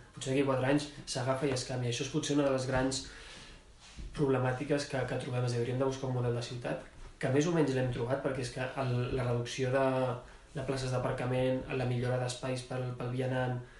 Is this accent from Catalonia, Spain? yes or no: yes; Barcelona, Catalonia, Spain; com a barceloní